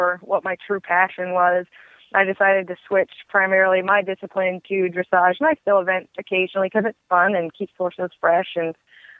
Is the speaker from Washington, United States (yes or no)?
no; Michigan, United States; moved away as an adult; also born or lived in West Virginia; now in Kentucky, United States; I'm originally from Michigan